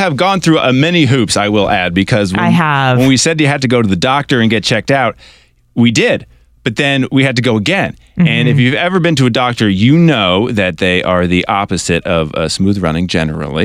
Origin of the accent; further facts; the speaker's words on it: New York, United States; I grew up in New York